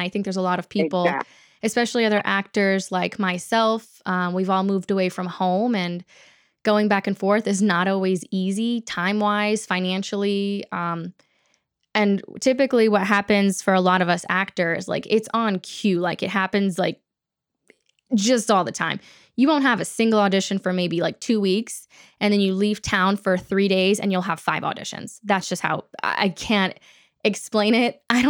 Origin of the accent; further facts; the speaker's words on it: Texas, United States; also born or lived in California; So Florida is kind of a new thing for our family, whereas we grew up in Texas, and then Dad and I moved to California